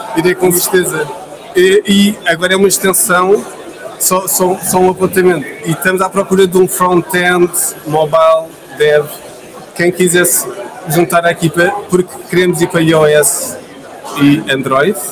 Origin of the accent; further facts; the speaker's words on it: Lisbon, Portugal; eu sou lisboeta